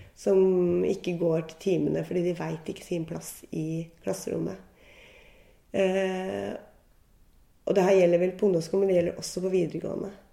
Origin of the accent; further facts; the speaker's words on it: Gol, Buskerud, Norway; moved away; i Gol i Hallingdal, der jeg vokste opp og var ung